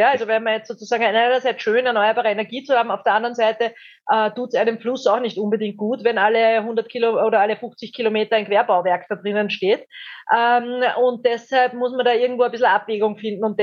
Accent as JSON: {"language": "German", "country": "Austria", "said": "Österreich hat ja in manchen Themen, muss man echt sagen, haben wir uns als haben wir uns den Status des gallischen Dorfs behalte"}